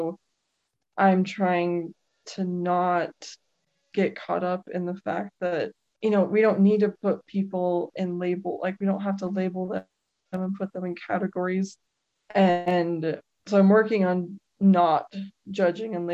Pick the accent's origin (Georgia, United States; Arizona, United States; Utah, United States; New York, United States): Utah, United States; I was born and raised in Utah